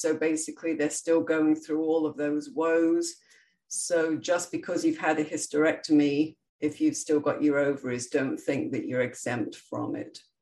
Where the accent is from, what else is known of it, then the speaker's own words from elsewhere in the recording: England, United Kingdom; now in Florida, United States; my origins are England, where I grew up, and proud to be British and proud to be American, as I'm both